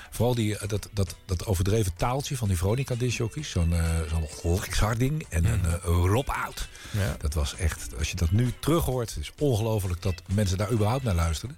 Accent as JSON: {"language": "Dutch", "town": "The Hague", "region": "South Holland", "country": "Netherlands", "said": "Ik kom uit Den Haag, om Scheveningen"}